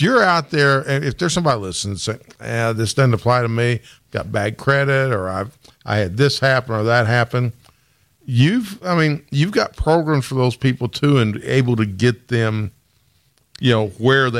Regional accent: Newburgh, Indiana, United States; I'm not from these. I'm from Newburgh

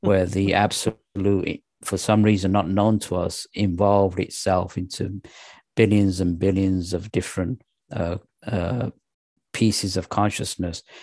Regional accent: England, United Kingdom; also born or lived in Pakistan; I was born in Pakistan, and, uh, when we moved to England, I was raised as a Muslim

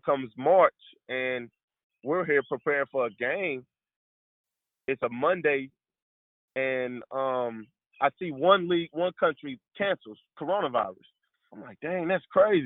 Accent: St. Louis, Missouri, United States; moved away as an adult; coming from St. Louis

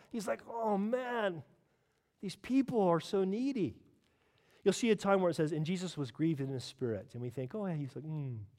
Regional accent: California, United States; now in United Kingdom; I'm from California

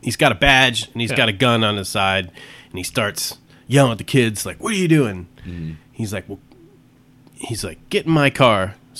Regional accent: Boston, Massachusetts, United States; moved away; also born or lived in Cape Cod; growing up in Boston.

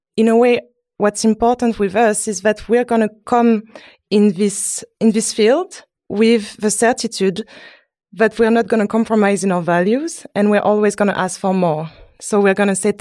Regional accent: France; I'm from France, but my family is from Haiti

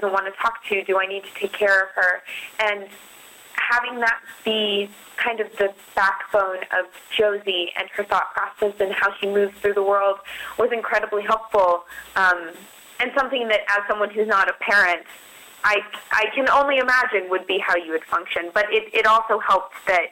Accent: Denver, Colorado, United States; moved away as an adult; also born or lived in Boston; I grew up in Denver, Colorado

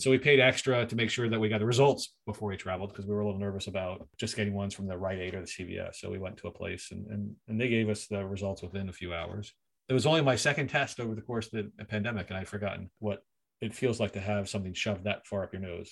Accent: Philadelphia, Pennsylvania, United States; now in Canada; I went to my hometown of Philadelphia

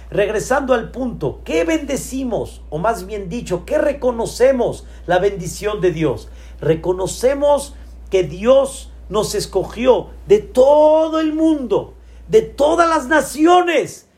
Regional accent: Mexico; also born or lived in Israel; yo soy Mexican people

